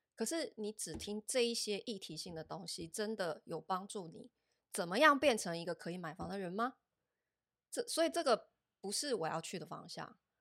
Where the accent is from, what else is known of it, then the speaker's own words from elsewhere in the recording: Taiwan; 我们台湾人 D N A 里面比较缺乏的